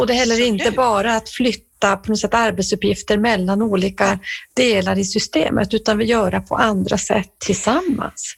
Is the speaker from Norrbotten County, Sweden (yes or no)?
yes; Norrbotten County, Sweden; jag kommer ju från Norrbotten